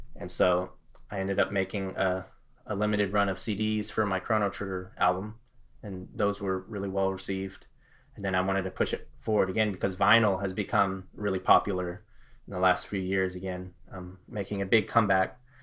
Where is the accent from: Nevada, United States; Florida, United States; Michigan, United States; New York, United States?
Florida, United States; also born or lived in Fort Worth, Texas; now in Texas, United States; I'm a Texan. I was born in Fort Worth. Um, this is my home. I, I grew up in Florida, actually, but all of my family's here